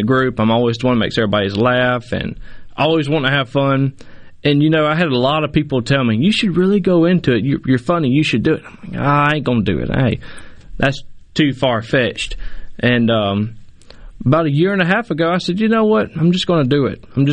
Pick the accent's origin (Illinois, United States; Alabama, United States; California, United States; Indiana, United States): Alabama, United States; Mobile; moved away as an adult; I'm really from Mobile, Alabama